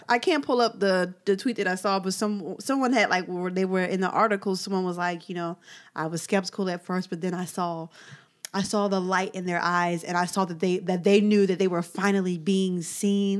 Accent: United States; I'm an American

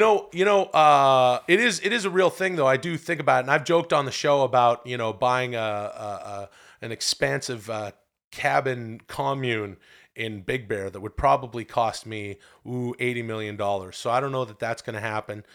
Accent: Ladner, British Columbia, Canada; moved away; I'm from a, a small town outside of, uh, Vancouver called Ladner, and it's a great place to grow up.

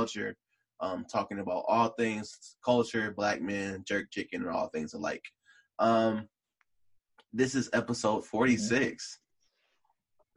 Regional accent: Detroit, Michigan, United States; I grew up in Morningside

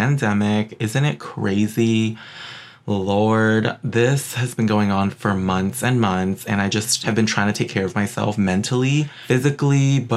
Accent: New York City, New York, United States; also born or lived in West Hollywood; now in Burbank, United States; I'm from Queens, New York

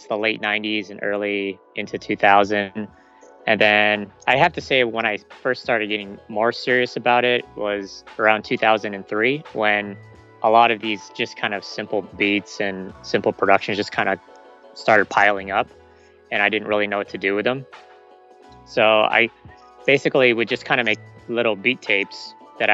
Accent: San Diego, California, United States; born or raised there; also born or lived in Philippines

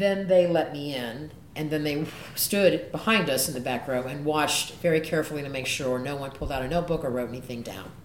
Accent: the South, United States; I'm from the South

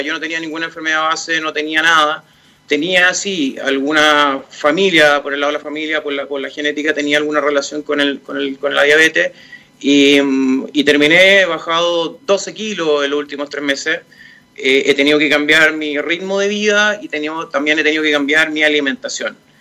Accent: Santiago, Santiago Metropolitan Region, Chile; yo nací en Las Condes, he vivido en Las Condes

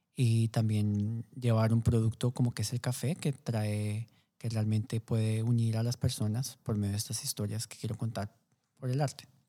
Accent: Colombia; como colombiano

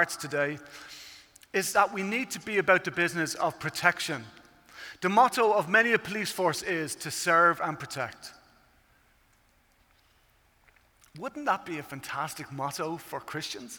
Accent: Ireland; I come from Ireland, as you can tell at this stage by the accent.

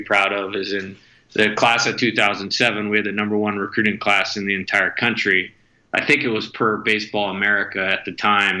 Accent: Northern California, United States; moved away; I was originally from Northern California

